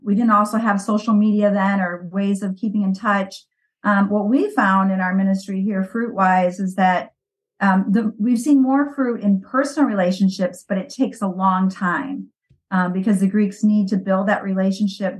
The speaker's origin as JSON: {"language": "English", "town": "Valparaiso", "region": "Indiana", "country": "United States", "tie": "born or raised there", "moved": "as an adult", "lives_now": "Greece", "said": "I grew up in Valparaiso"}